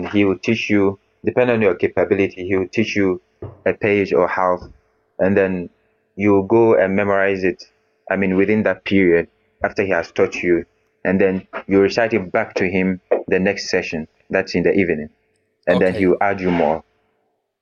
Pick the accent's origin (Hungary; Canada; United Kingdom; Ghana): Ghana; now in Turkey; Originally, I'm from Ghana, but I'm studying in Turkey here.